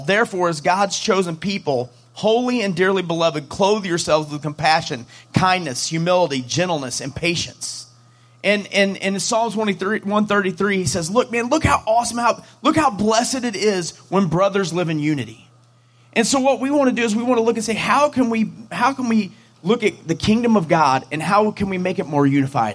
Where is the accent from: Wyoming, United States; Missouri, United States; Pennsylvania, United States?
Missouri, United States; St. Louis; we're from St. Louis